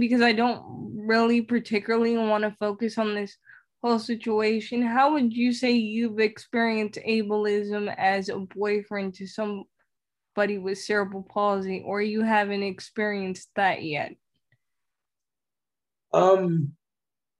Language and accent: English; New York City, New York, United States; moved away; I lived in poverty for 5 years of my life because I'm from the Bronx, New York